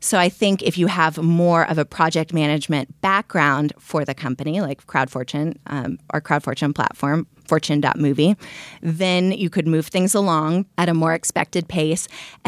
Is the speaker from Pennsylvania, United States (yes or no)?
no; Austin, Texas, United States; moved away as an adult; also born or lived in New York / Berlin; now in Los Angeles, United States; I'm originally from Austin, Texas. I moved to New York where I lived for 4 years and then I went to Berlin and then from Berlin I came to LA.